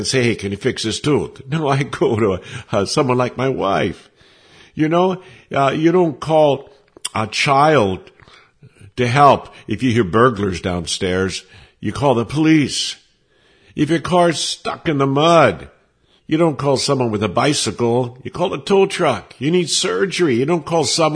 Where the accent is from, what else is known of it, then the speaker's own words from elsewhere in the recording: United States; moved away as an adult; also born or lived in Sweden; being an American there